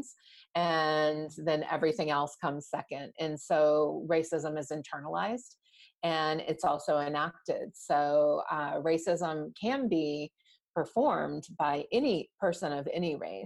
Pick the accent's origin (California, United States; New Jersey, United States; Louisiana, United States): Louisiana, United States; New Orleans; moved away; growing up in New Orleans, where there weren't that many Indian families